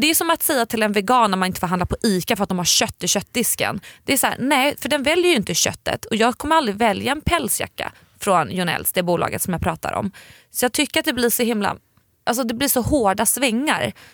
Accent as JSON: {"language": "Swedish", "country": "Sweden", "said": "vi svenskar"}